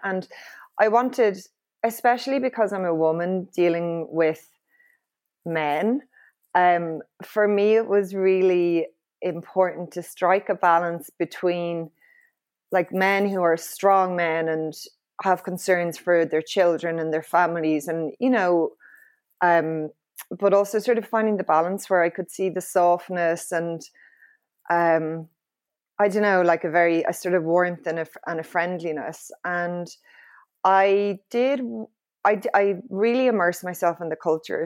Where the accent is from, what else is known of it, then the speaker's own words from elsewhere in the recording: Dublin, Leinster, Ireland; I'm from Clontarf, um, and was raised in a very sort of, uh, low-key, leafy suburb